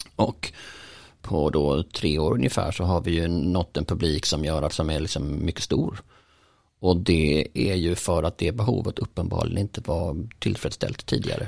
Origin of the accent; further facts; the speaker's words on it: Bjäre Peninsula, Skåne, Sweden; jag är uppvuxen på Bjärhalvön